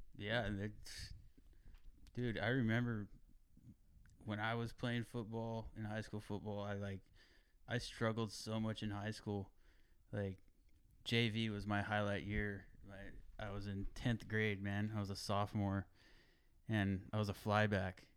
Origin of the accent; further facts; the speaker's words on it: Greenfield, California, United States; also born or lived in King City, California; growing up in Greenfield, I remember Reuben